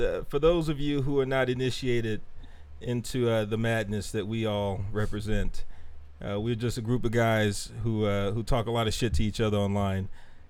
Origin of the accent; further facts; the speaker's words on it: Houston, Texas, United States; I'm from Sunnyside, Southside, Houston